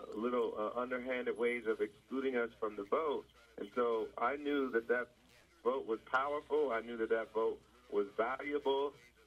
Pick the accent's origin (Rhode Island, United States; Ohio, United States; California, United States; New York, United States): Ohio, United States; Springfield; I grew up in Springfield, Ohio